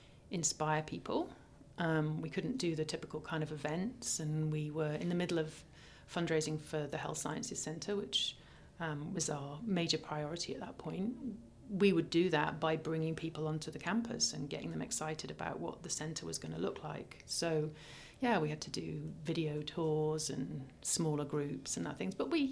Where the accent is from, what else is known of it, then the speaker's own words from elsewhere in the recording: United Kingdom; I don't know anything about, I'm British, for goodness sake.